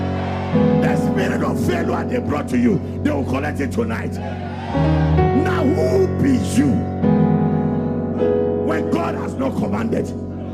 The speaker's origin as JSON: {"language": "English", "region": "London", "country": "United Kingdom", "said": "I am from London"}